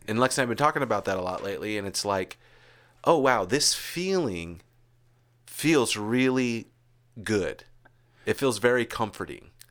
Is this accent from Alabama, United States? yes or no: no; Arizona, United States; moved away; also born or lived in California; we grew up together. And then there were years and years when we moved away from Arizona, went to California